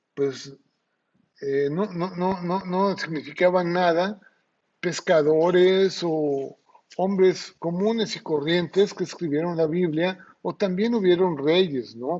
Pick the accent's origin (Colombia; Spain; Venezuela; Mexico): Mexico; now in Ciudad del Carmen, Mexico; nuestra cultura mexicana o como mexicanos